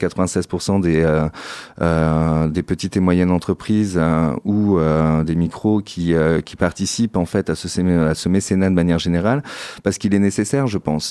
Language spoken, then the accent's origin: French; Saint-Émilion, Nouvelle-Aquitaine, France; je suis originaire de Saint-Émilion, dans la région de Bordeaux